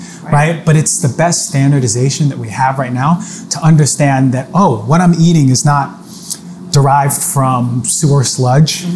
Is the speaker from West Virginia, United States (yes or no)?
no; New York, United States; I'm a New Yorker